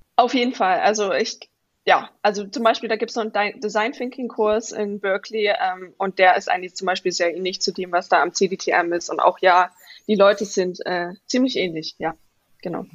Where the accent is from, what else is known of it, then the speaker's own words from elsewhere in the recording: Vogtland, Saxony, Germany; moved away as an adult; now in Stanford, United States; ich bin im Vogtland in Sachsen aufgewachsen